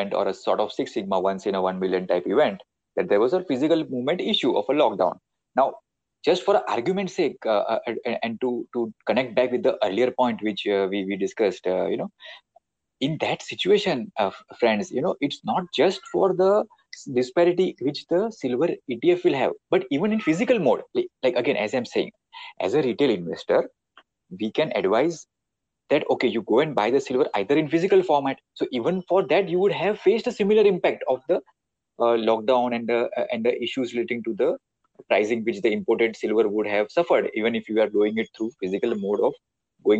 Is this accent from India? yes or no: yes; India; in our Indian household